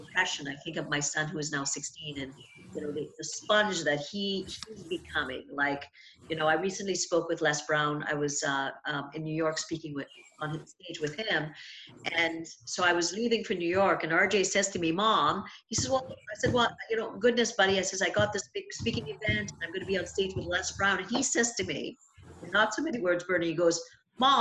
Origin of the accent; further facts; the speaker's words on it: Trinidad & Tobago; I grew up in Trinidad and Tobago, and I grew up around people in oil